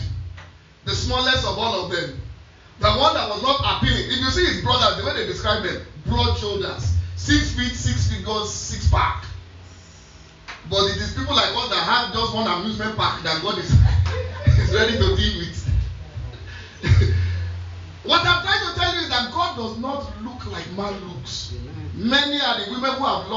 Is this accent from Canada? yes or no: no; Lagos, Nigeria; me, correct Lagos boy.